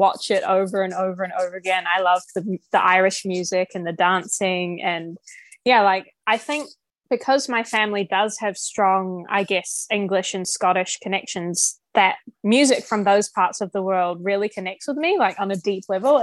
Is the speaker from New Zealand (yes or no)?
yes; New Zealand; I'm from New Zealand